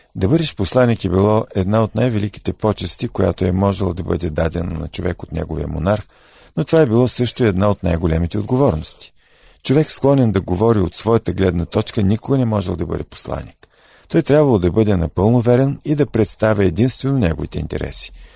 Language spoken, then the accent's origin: Bulgarian; Bulgaria; ние като българи